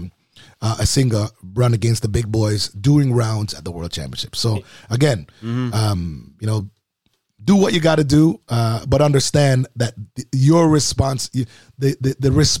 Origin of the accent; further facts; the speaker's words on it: Jamaica; I am a Jamaican